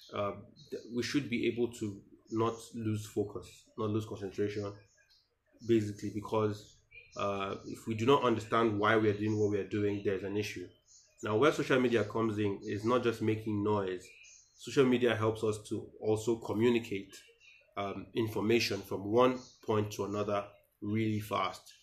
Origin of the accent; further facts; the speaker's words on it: Nigeria; as a Nigerian